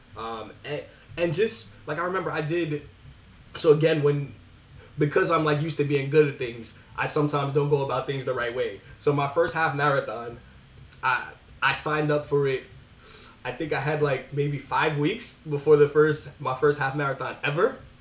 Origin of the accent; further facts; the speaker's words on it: New York City, New York, United States; born and raised in the Bronx